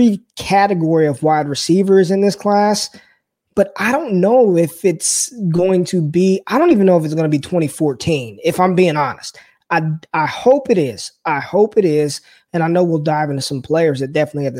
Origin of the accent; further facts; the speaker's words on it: Las Vegas, Nevada, United States; moved away as an adult; now in Dallas, United States; I grew up in Las Vegas.